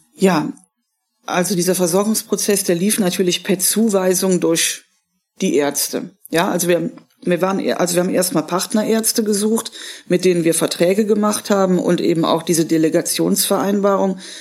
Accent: Germany; bei uns in Deutschland

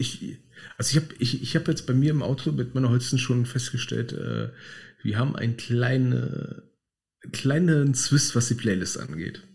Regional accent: Berlin, Germany; wir sind halt Berliner

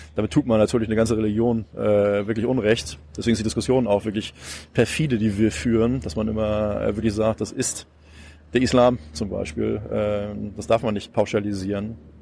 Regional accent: Hamburg, Germany; das sage ich jetzt mal als Hamburger

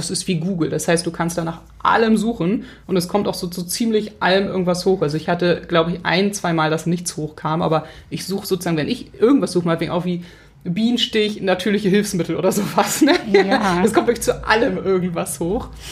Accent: Hamburg, Germany; ich bin Hamburgerin

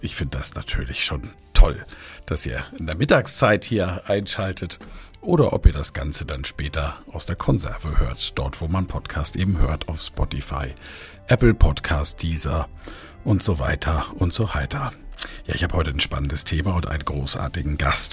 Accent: near Kiel, Baltic Sea, Schleswig-Holstein, Germany; an der Ostsee, wo ich groß geworden bin, bei Kiel

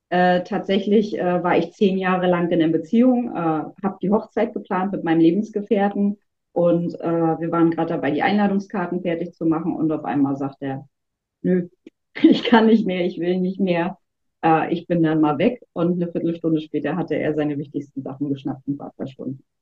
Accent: Wismar, Mecklenburg-Vorpommern, Germany; moved away as an adult; now in Rostock, Germany; Aber ich bin tatsächlich 2007 aus Wismar hier nach Rostock gekommen und äh, ja auch nie wieder gegangen, was soll ich sagen.

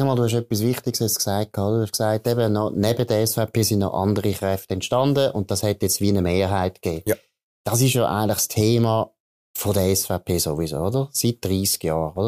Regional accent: Aargau, Switzerland; ich bin im Aargau aufgewachsen

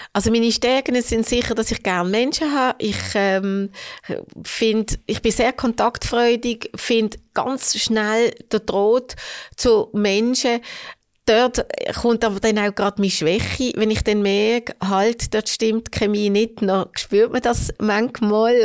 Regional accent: Hofstetten, Solothurn, Switzerland; Ich bin in Hofstetten aufgewachsen. Das ist also äh, ländlich. Äh, ländlich, ja, Kanton Solothurn, trotzdem Basel noch.

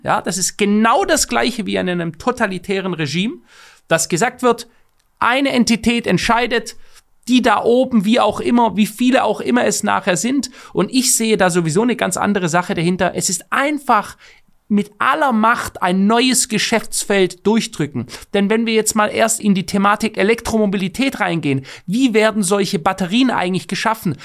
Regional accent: Stuttgart, Baden-Württemberg, Germany; ich komme aus einer Autostadt, aus der Autostadt schlechthin, Stuttgart

